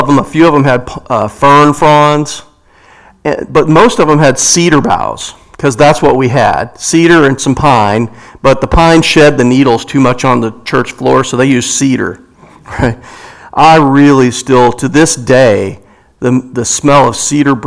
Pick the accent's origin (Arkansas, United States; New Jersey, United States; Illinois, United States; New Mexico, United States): Arkansas, United States; Growing up in Arkansas like I did